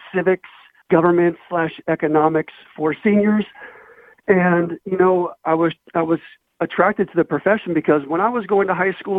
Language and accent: English; South Gate, California, United States; I grew up in Southgate, which is kind of like a working class community in southeast Los Angeles